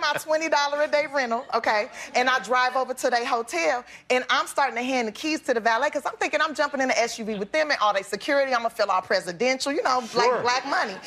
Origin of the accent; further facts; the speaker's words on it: Los Angeles, California, United States; I'm from South Central Los Angeles